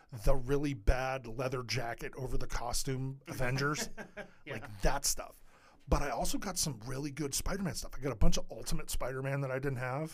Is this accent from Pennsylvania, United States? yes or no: yes; Edinboro, Pennsylvania, United States; I grew up in Edinburgh